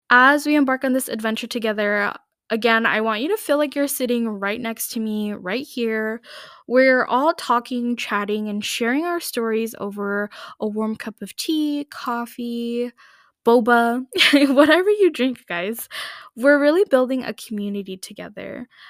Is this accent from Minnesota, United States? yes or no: yes; Minneapolis, Minnesota, United States; I grew up here in the Minneapolis, Saint Paul area in Minnesota